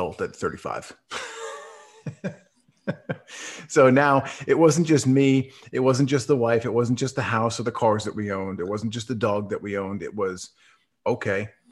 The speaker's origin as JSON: {"language": "English", "region": "New York", "country": "United States", "tie": "born or raised there", "moved": "as an adult", "lives_now": "Dallas, United States", "said": "I currently live in Dallas, Texas, but I was born and raised in New York up until about a month ago"}